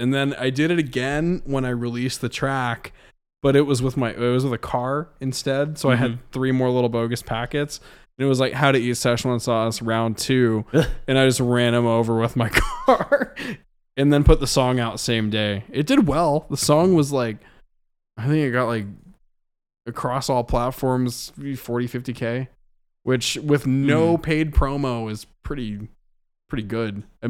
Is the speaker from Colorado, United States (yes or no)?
no; Waynesville, Missouri, United States; But I'm playing this show called Magic Moon Festival out in my hometown of Waynesville, Missouri. This is where I went to high school.